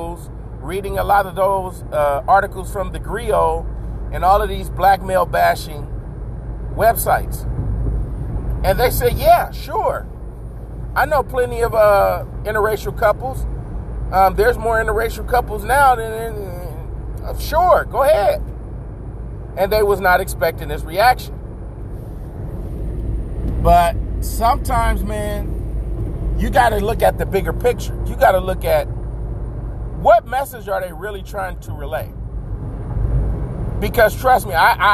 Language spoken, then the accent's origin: English; United States; I am an American.